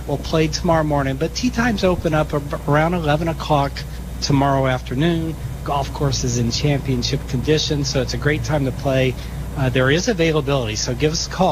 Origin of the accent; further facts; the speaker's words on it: Louisiana, United States; moved away; my hometown in Louisiana